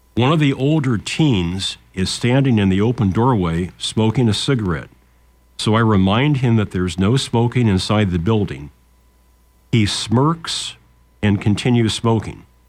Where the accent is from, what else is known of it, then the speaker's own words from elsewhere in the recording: Lincoln, Nebraska, United States; when we were kids growing up in Lincoln